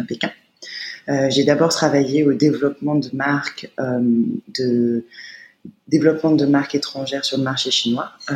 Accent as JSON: {"language": "French", "town": "Paris", "region": "Île-de-France", "country": "France", "tie": "born or raised there", "moved": "as an adult", "lives_now": "China", "said": "Je suis née à Paris dans le 13e arrondissement"}